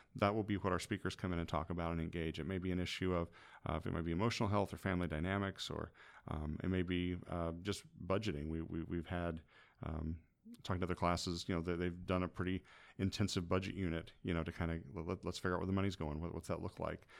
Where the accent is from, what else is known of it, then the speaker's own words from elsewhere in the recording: Hillsboro, Illinois, United States; moved away as an adult; also born or lived in Shelbyville, Illinois / Michigan; now in Greenville, United States; I grew up in Hillsborough and Shelbyville